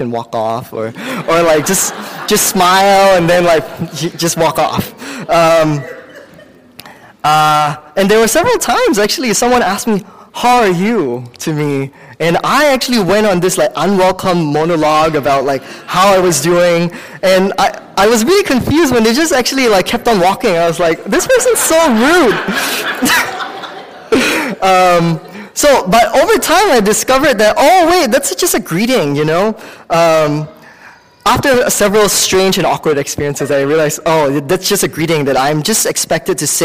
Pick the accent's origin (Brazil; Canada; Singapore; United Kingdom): Singapore; now in United States; I grew up in Singapore